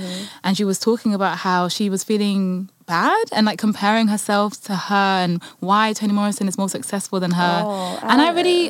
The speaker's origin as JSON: {"language": "English", "region": "England", "country": "United Kingdom", "tie": "born or raised there", "said": "I was born here, I was born in England"}